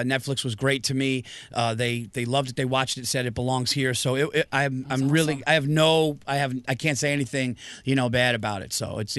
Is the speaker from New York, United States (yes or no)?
yes; Yonkers, New York, United States; also born or lived in Westchester County, New York; I live in Westchester County. I was born in Yonkers, New York, right outside the Bronx, and always been a Westchester guy. Now me and my family, we live like about an hour north of Manhattan, up in like you know, horse country.